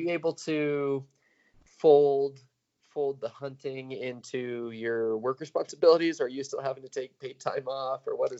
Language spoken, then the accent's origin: English; Salmon, Idaho, United States; I grew up in Salmon. I think we talked about that. So I was just down the road over on the Idaho side